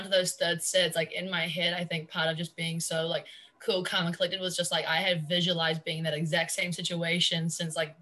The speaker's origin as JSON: {"language": "English", "country": "New Zealand", "moved": "as an adult", "lives_now": "Jacksonville, United States", "said": "I'm a senior. I'm from New Zealand"}